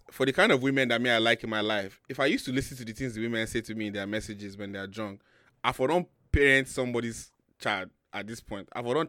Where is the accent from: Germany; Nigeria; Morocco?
Nigeria; Lagos; Lalu, just.